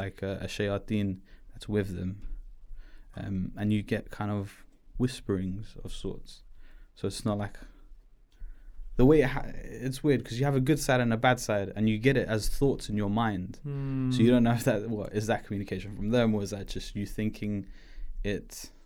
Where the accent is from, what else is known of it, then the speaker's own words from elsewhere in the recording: Pakistan; we don't follow like a religion. We follow it more like, oh yeah, I'm Pakistani, yeah, I'm Muslim.